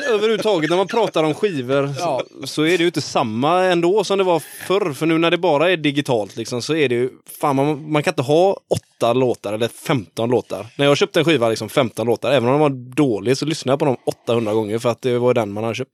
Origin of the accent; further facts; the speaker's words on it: Gothenburg, Västra Götaland, Sweden; also born or lived in Mölndal; jag är ju från Göteborg